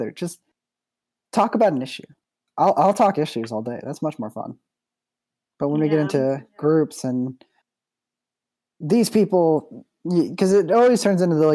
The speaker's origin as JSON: {"language": "English", "country": "United Kingdom", "said": "So it's like, okay, first of all, we're British, so we don't give a shit."}